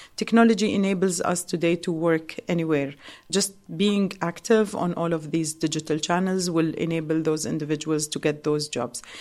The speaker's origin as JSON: {"language": "English", "region": "Dubai", "country": "United Arab Emirates", "said": "we as locals"}